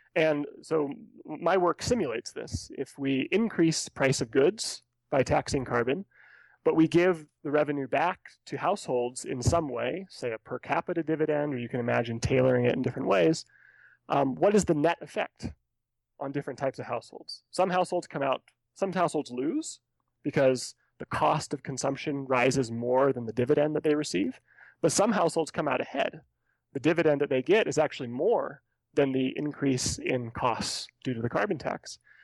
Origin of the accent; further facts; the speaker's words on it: California, United States; now in Colorado, United States; As, as a native Californian